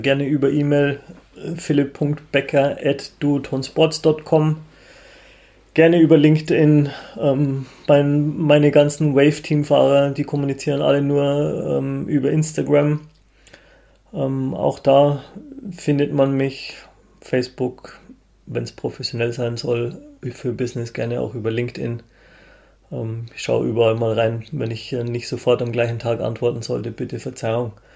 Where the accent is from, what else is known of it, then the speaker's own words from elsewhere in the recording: Munich, Bavaria, Germany; als Münchner